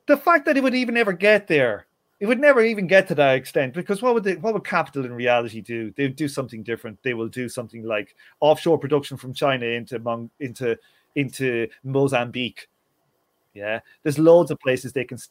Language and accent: English; Ireland; growing up in Ireland